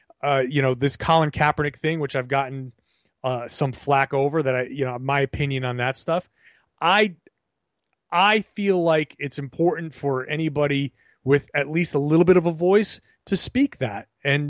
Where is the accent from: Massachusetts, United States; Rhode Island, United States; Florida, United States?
Rhode Island, United States; Pawtucket; I grew up in Pawtucket, Rhode Island, in a neighborhood that evolved significantly.